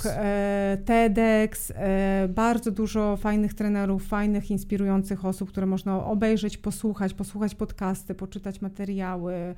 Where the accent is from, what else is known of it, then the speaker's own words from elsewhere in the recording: Serbia; moved away; ja jestem Serbką z pochodzenia, o tym nie powiedzieliśmy, jestem z Bałkanów